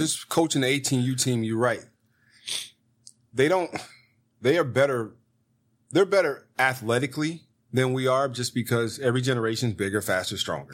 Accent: Gary, Indiana, United States; I'm from Gary

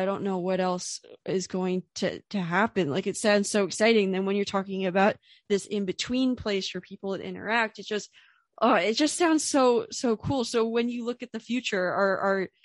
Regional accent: United States; I am a American web designer

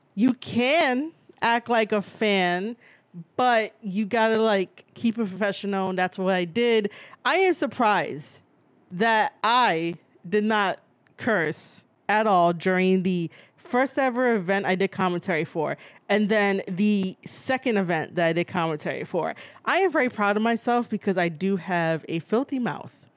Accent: New York City, New York, United States; also born or lived in Bronx, New York; I was born and raised in Manhattan, and now I stay in the Bronx.

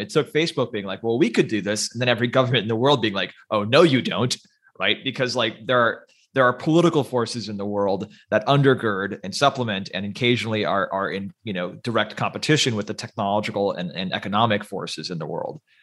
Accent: United States; I'm an American

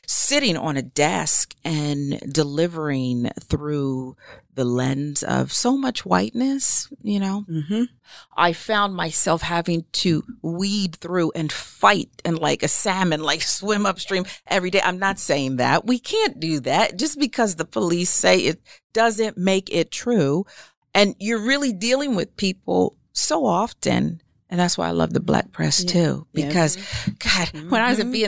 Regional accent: right outside of Philadelphia, Pennsylvania, United States; moved away; also born or lived in Washington, D.C.; I grew up right outside of Philly

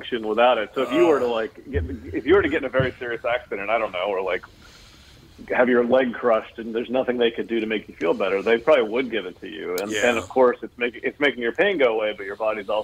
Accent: Appalachia, western Maryland, United States; I actually grew up in a small town in western Maryland. Appalachia would be the area

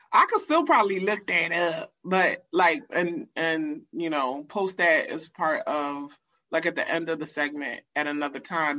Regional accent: United States; being American

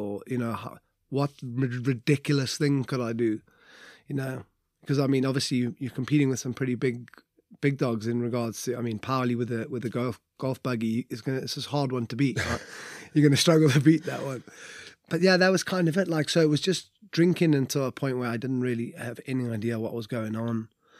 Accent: Wales, United Kingdom; We'll just be ushered out in the morning because we're Welsh legends.

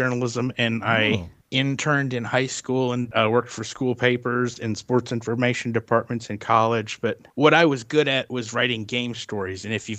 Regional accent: Detroit, Michigan, United States; also born or lived in Iowa / Wisconsin / Oklahoma; I moved all over the upper and lower Midwest. My family is all from the Detroit area. Mm-hmm. So that's where I was born. And we've lived there. And we lived in Iowa and Wisconsin and Oklahoma.

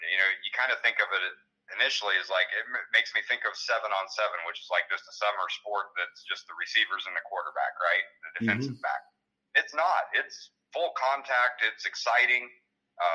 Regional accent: Illinois, United States; It's just starting out in my home state of Illinois.

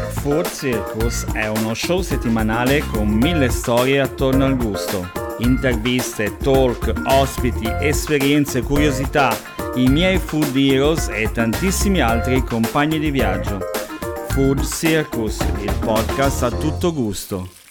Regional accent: Liguria, Italy; io sono ligure

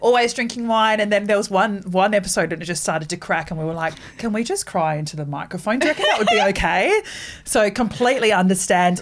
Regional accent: New Zealand; also born or lived in Rotorua; now in Australia; I'm not an Australian citizen. I'm a Kiwi

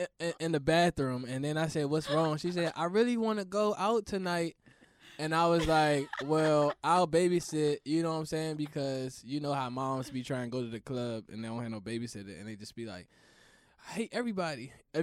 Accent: Washington, District of Columbia, United States; born or raised there

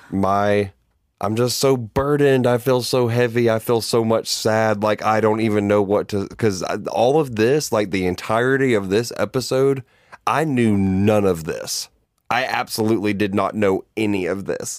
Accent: Georgia, United States; I grew up gay in the South, in Hay Bale and Cowfield, Georgia

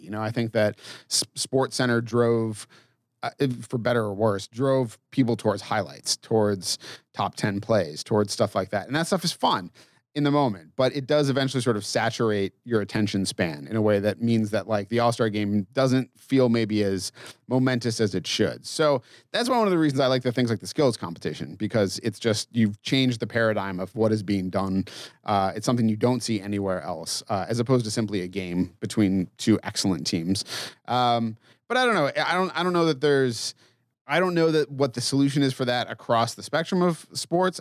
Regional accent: Massachusetts, United States; I grew up in Massachusetts

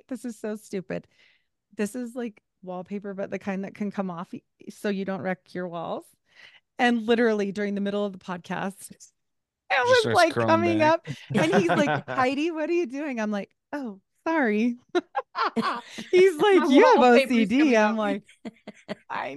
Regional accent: Utah, United States; We have six kids because I'm from Utah and I was a Mormon

